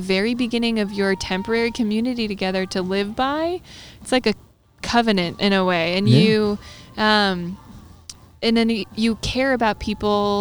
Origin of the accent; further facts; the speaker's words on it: New Jersey, United States; now in North Carolina, United States; I grew up in New Jersey, and it's called the Garden State